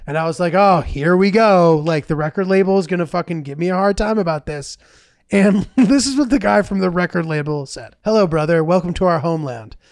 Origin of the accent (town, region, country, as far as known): Northeast, United States